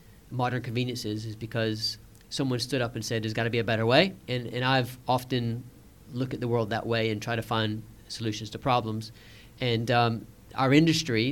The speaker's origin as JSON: {"language": "English", "town": "Savannah", "region": "Georgia", "country": "United States", "tie": "born or raised there", "also_born_or_lived": "Washington, D.C.", "moved": "as an adult", "lives_now": "London, United Kingdom", "said": "I'd left my hometown of Savannah, Georgia"}